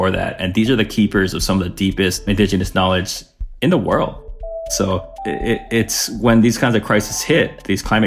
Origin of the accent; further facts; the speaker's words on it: Maui, Hawaii, United States; I was born and raised on Maui